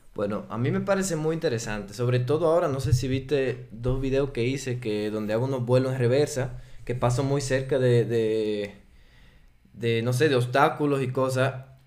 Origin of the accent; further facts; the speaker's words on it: Dominican Republic; accent: Dominican; first language Spanish; moved away as an adult; now in Switzerland; yo soy suizo, eh, nací en la República Dominicana, crecí allá y llevo seis años aquí en Suiza